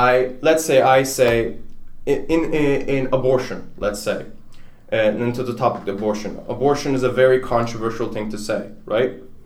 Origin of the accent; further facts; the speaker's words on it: Turkey; English is a second language; now in United States; like I'm from Turkey, for example, and I had this discussion with my advisor